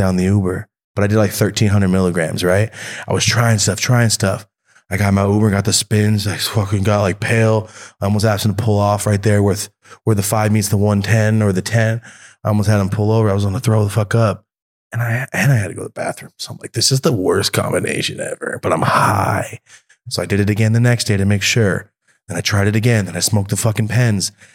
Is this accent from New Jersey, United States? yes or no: no; Merced, California, United States; moved away; Merced, my hometown.